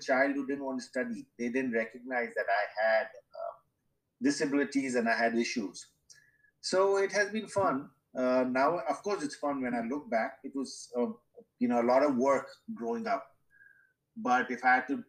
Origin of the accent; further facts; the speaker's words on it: Mumbai, Maharashtra, India; I grew up in Mumbai in the 60s.